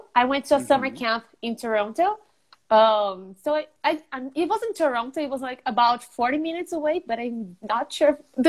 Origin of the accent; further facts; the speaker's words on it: São Paulo, Brazil; São Paulo.